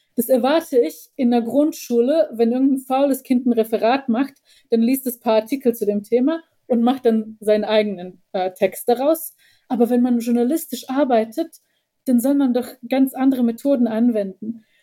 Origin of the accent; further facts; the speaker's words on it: Bosnia & Herzegovina; now in Germany; ich als Bosniakin